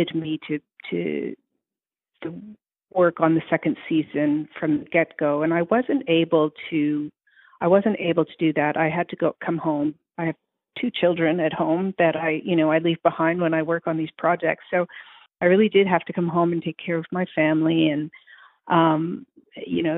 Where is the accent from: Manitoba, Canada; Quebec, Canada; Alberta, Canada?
Quebec, Canada; Montreal; I'm from Montreal